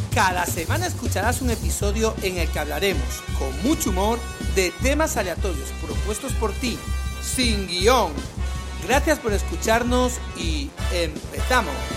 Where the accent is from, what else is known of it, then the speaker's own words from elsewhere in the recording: Carracedelo, Castile and León, Spain; yo soy de Carracedel, un pueblo del Bierzo, pequeñito